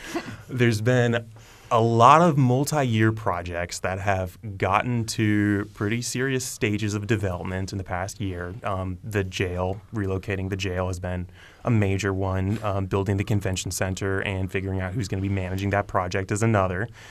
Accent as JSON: {"language": "English", "town": "Bloomington", "region": "Indiana", "country": "United States", "tie": "born or raised there", "said": "I grew up in Bloomington"}